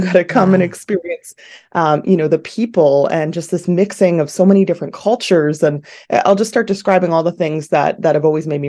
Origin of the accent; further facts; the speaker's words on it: Ontario, Canada; I am. Yeah, I was born and raised in the Durham region, so part of the Greater Toronto area, and I'm currently living there as well.